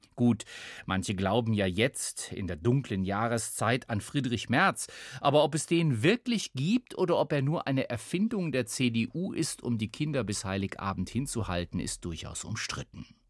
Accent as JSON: {"language": "German", "country": "Germany", "said": "Hier bei uns in Deutschland"}